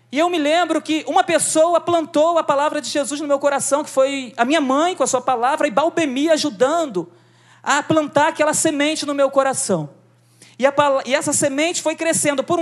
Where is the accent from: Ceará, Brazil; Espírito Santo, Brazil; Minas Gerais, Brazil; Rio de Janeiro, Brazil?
Rio de Janeiro, Brazil; also born or lived in Nova Iguaçu; Aos nove anos eu me mudei de Nova Iguaçu e fui morar em Jacarepaguá. Em Jacarepaguá eu passei dos nove aos quinze anos